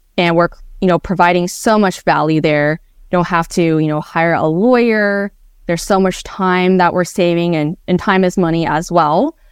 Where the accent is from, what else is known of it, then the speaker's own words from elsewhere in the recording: Bay Area, California, United States; I grew up in the Bay Area